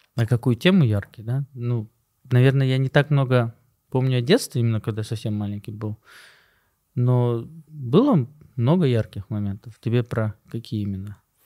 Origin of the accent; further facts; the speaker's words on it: Bishkek, Kyrgyzstan; moved away; also born or lived in Osh / Moscow / United States; Я родился в Аше, вырос в Бишкеке